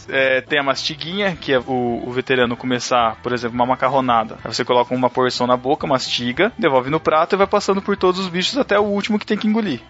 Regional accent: Botucatu, São Paulo, Brazil; eu sou de Botucatu, eu fiz faculdade aqui mesmo

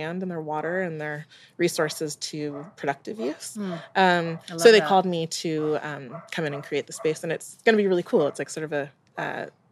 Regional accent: England, United Kingdom; also born or lived in Jamaica; I'm English. I know that I'm Jamaican

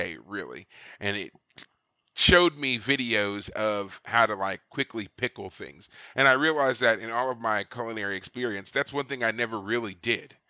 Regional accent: Kentucky, United States; now in Austin, United States; my home state of Kentucky

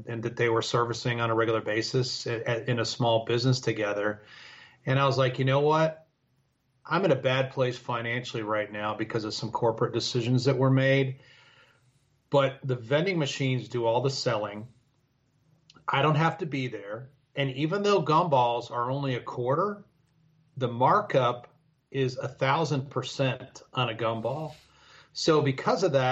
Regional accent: Chicago, Illinois, United States; moved away as an adult; also born or lived in Dover, Delaware / Houston, Texas; now in Fort Worth, United States; I grew up in the Chicago area

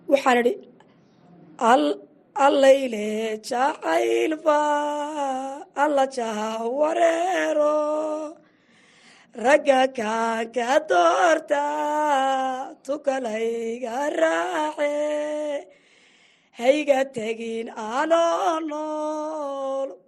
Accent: Hiiraan, Somalia

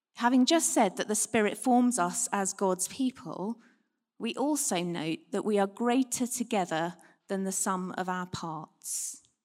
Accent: United Kingdom; We're British

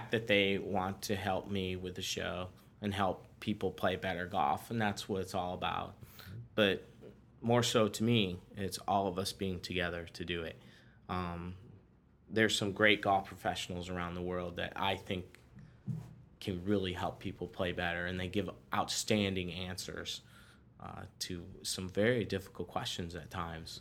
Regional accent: Detroit, Michigan, United States; also born or lived in New Jersey / Boyne Falls, Michigan; I am from Michigan, the Detroit area, grew up there

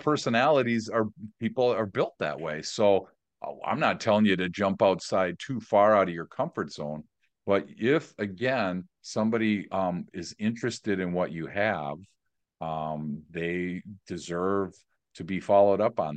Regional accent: Milwaukee, Wisconsin, United States; also born or lived in San Diego; Born and raised in Milwaukee

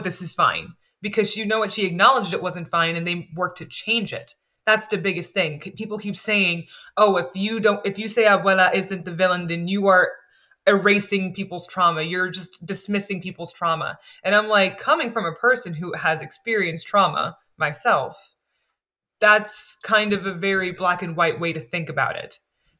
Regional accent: United States; I grew up in the States

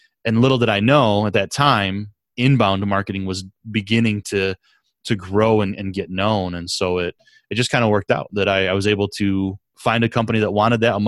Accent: Southwest Michigan, United States; I grew up in Southwest Michigan

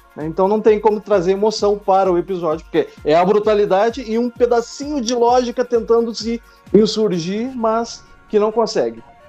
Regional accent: Porto Alegre, Rio Grande do Sul, Brazil; Eu sou de Porto Alegre, Rio Grande do Sul

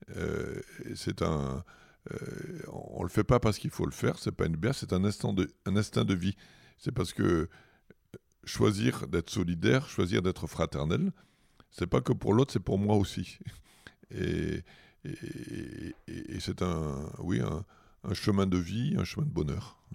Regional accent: Fréjus, Provence-Alpes-Côte d'Azur, France; also born or lived in Toulon; J'ai grandi à Fréjus, dans une cité HLM

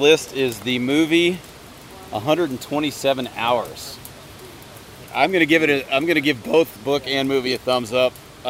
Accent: Atlanta, Georgia, United States; we're all from Atlanta.

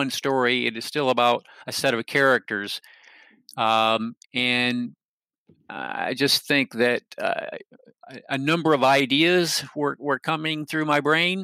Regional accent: Michigan, United States; now in North Carolina, United States; I grew up in Michigan. I actually, in many ways, still consider myself a Michigander, but I have actually lived in North Carolina since 1979.

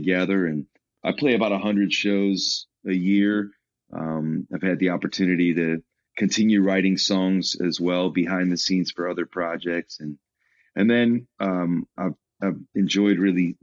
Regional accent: Chicago, Illinois, United States; I'm actually from Chicago

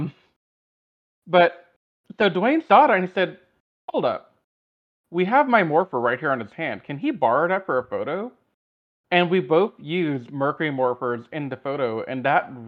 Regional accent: Louisiana, United States; now in Houston, United States; I'm from Louisiana

